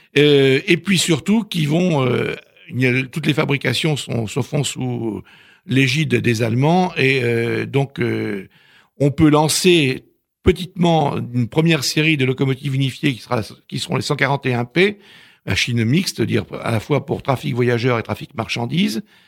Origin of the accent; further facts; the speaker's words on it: Normandy, France; je suis normand